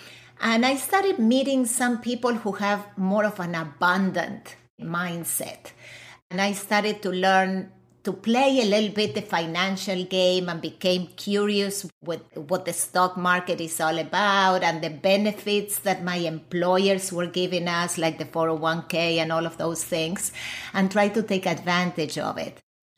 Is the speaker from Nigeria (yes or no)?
no; Argentina; moved away; I was born and raised in Argentina.